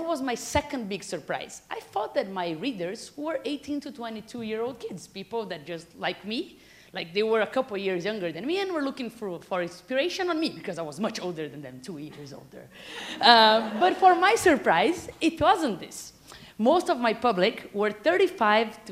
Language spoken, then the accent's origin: English; Brazil; moved away as an adult; also born or lived in Silicon Valley; I'm from Brazil